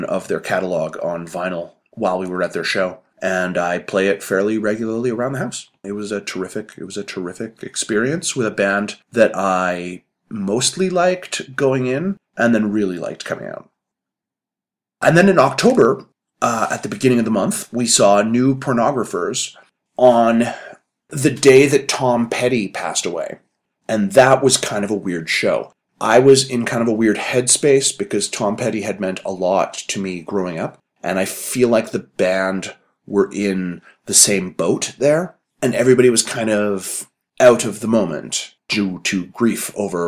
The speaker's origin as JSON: {"language": "English", "town": "Calgary", "region": "Alberta", "country": "Canada", "said": "I'm from Calgary"}